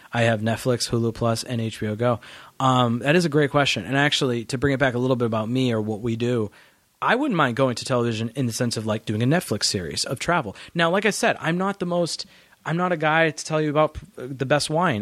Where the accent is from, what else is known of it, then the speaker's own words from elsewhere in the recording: New Hampshire, United States; also born or lived in Massachusetts; I grew up in New Hampshire